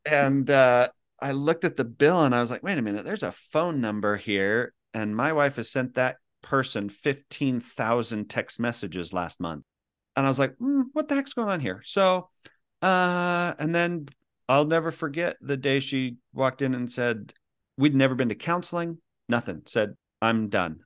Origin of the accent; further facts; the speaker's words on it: Kaysville, Utah, United States; moved away as an adult; also born or lived in Philippines; I grew up in Kaysville, Utah